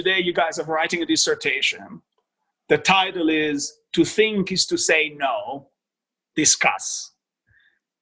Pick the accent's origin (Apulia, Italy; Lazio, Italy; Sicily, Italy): Apulia, Italy; moved away as an adult; now in Boston, United States; I was born in a, you know, small town, large village in Puglia, which is the heel of the boot, so southeast